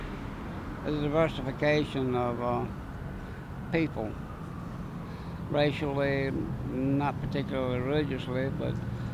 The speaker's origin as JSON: {"language": "English", "town": "Lynchburg", "region": "Virginia", "country": "United States", "said": "And from there, I came from Lynchburg, Virginia, where my home was."}